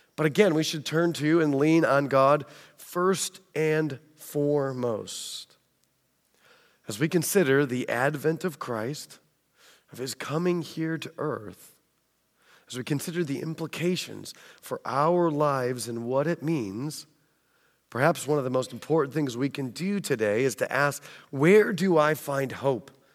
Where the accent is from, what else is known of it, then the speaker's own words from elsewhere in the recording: United States; accent: American; also born or lived in England; my American accent